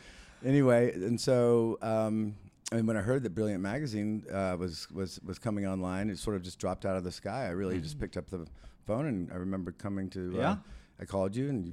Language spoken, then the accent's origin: English; Texas, United States; also born or lived in Mexico; But it was a really nice way to sort of be reintroduced to my home state, which, you know, even though I was from there, it had changed an awful lot